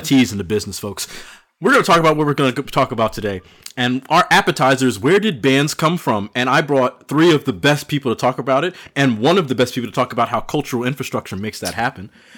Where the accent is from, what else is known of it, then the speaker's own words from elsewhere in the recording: Piscataway, New Jersey, United States; I grew up in Piscataway